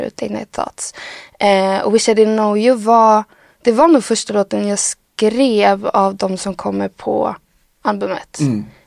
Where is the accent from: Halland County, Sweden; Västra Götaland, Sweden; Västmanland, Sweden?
Västra Götaland, Sweden; Skövde; från en by utanför Skövde och bor, växte upp utanför byn